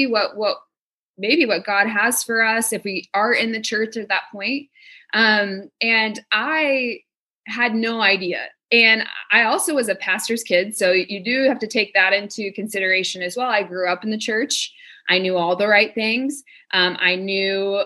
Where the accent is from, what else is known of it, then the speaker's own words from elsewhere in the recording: Texas, United States; now in Phoenix, United States; I'm from Texas